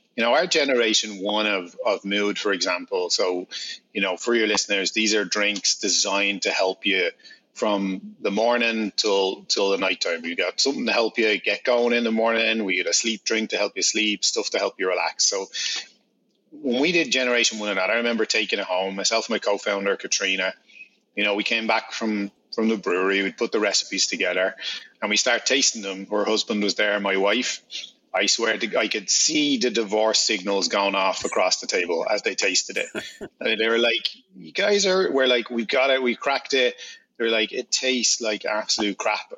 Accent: Ireland; I'm Irish

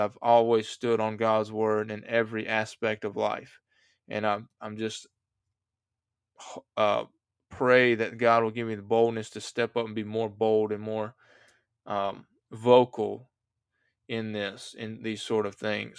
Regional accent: United States; I'm an American

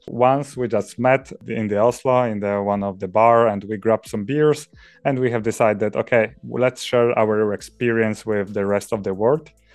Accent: Poland; moved away as an adult; now in Norway; originally, I'm coming from Poland, where I finished my bachelor studies, and to write my master thesis, I moved to Norway.

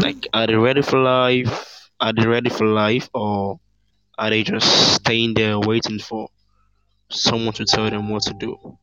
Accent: Nigeria; I'm from Africa, um, I would say I'm Nigerian

